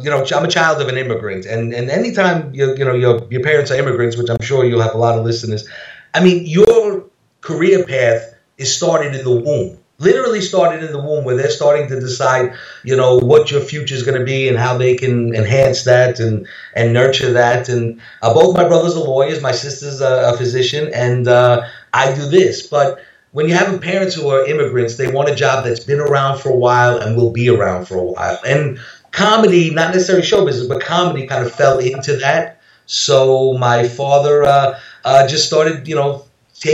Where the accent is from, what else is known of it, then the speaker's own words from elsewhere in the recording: New York City, New York, United States; moved away as an adult; now in Las Vegas, United States; I grew up in New York City, left when I was 18. I'm almost 50 now. But when my tongue is cursed, I'm going to sound this way forever.